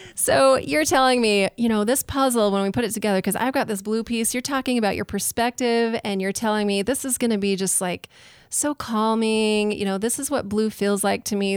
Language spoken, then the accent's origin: English; Utah, United States; also born or lived in New Orleans, Louisiana / Nashville, Tennessee; now in Idaho Falls, United States; I grew up in Utah. I've lived in New Orleans, Louisiana, Nashville, Tennessee, and now I live in Idaho Falls.